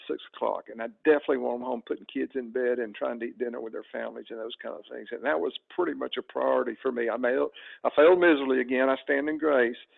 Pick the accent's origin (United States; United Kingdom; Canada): United States; Alabama; moved away as an adult; now in Atlanta area, United States; about 10 years into coaching in Alabama, I made the big move and we decided to come to the Atlanta area where her family was and leave my home state where I'd grown up